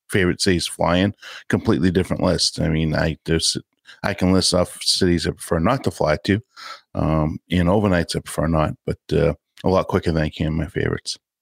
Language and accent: English; Boston, Massachusetts, United States; I'm from Boston